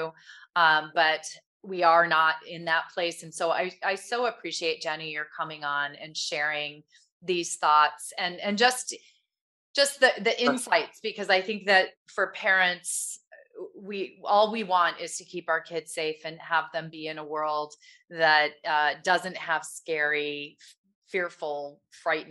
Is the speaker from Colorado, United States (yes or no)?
no; Michigan, United States; also born or lived in California; I grew up in Michigan